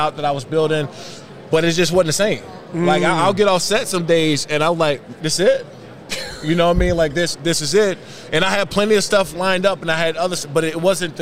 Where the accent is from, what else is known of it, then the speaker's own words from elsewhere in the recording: Maryland, United States; I'm from Maryland